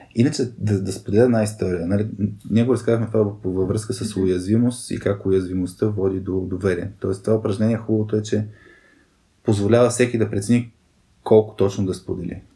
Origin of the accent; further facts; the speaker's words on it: Burgas, Burgas Province, Bulgaria; Роден съм в, в Бургас. Цял, цялото си детство съм прекарал в Бургас.